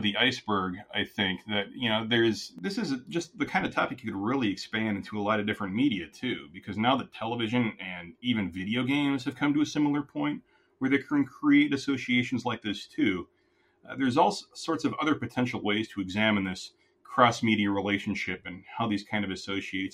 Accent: Minneapolis, Minnesota, United States; also born or lived in St. Paul, Minnesota; I'm a Minnesotan

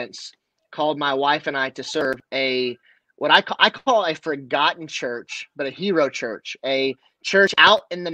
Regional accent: Kansas, United States; also born or lived in Denver, Colorado; I was raised by family in Kansas versus I was born in Denver.

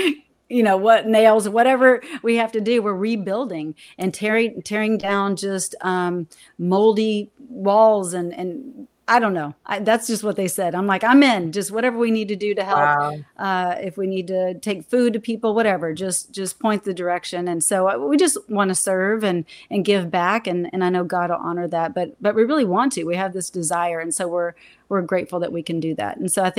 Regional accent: Texas, United States; I'm a Texan.

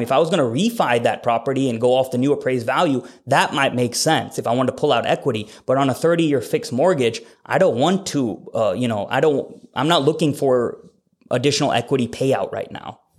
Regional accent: Fargo, North Dakota, United States; now in Bennington, United States; I am from Fargo and the area code there is seven oh one, but I'm very local to Omaha. I live in Bennington.

